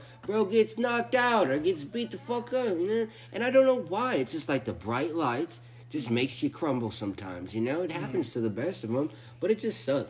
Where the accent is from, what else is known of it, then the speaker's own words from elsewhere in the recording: San Diego, California, United States; growing up in San Diego, especially hanging out and growing up with Mexicans